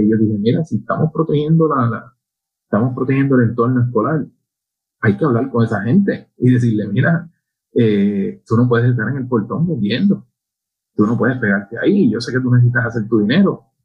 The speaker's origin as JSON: {"language": "Spanish", "town": "Añasco", "country": "Puerto Rico", "said": "mi pueblo, en Añasco"}